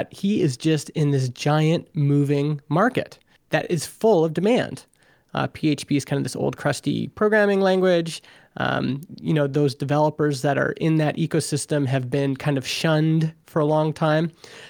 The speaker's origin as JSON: {"language": "English", "town": "Vernon", "region": "British Columbia", "country": "Canada", "tie": "born or raised there", "said": "You know, we here in my hometown of Vernon, BC, people who live here, it's not a very big town."}